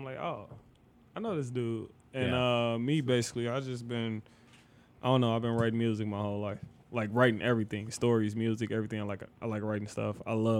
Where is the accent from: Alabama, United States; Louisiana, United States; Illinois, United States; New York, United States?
Illinois, United States; Chicago; I've lived on every side of Chicago equally throughout my life, so I am a Chicagoan.